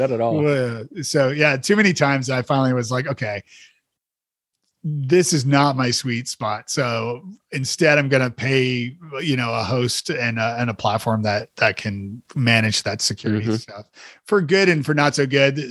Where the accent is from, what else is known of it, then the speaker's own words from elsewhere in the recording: Toronto, Ontario, Canada; moved away; I'm from Toronto originally